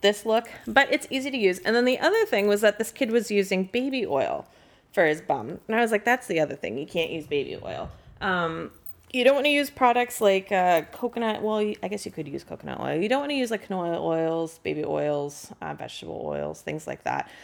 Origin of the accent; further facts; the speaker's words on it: San Francisco, California, United States; moved away as an adult; also born or lived in Massachusetts South Shore; now in Massachusetts, United States; I'm from San Francisco originally